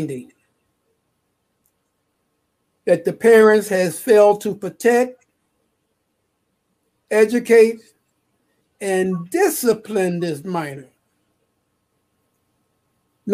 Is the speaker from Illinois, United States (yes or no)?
yes; Chicago, Illinois, United States; I was born in Chicago on the South Side, 3426 South Parkway